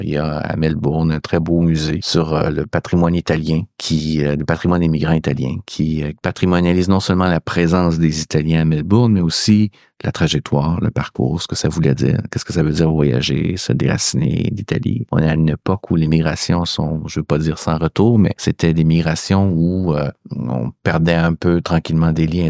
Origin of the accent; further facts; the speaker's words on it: Quebec, Canada; chez nous au Québec